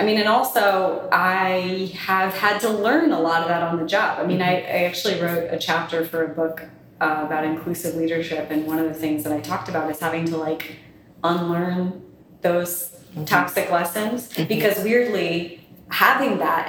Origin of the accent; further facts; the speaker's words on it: the South, United States; I was raised in the South, but I'm essentially a Northerner.